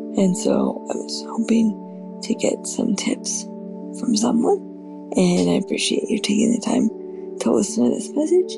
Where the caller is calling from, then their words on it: Arkansas, United States; Hi, this is …, and I'm from Northwest Arkansas.